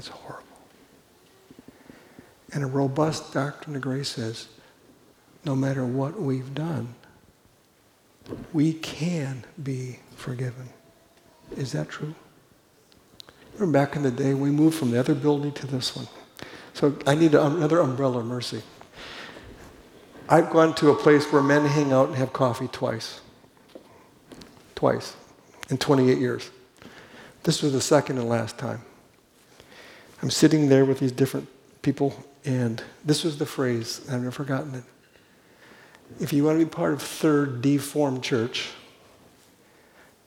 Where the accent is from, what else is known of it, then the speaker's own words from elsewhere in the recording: Los Angeles, California, United States; moved away as an adult; also born or lived in Pella, Iowa; I'm from Los Angeles